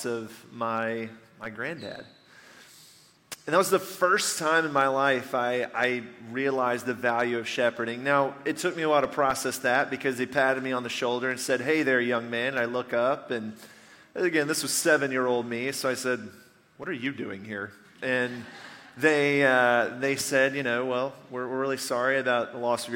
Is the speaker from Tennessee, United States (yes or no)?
yes; Nashville, Tennessee, United States; moved away; I grew up just outside of Nashville, Tennessee